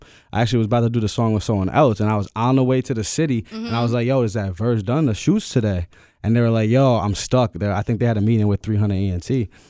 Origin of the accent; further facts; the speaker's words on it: Albany, New York, United States; I'm from Albany. I went to Bishop McGinn. I went to McGinn.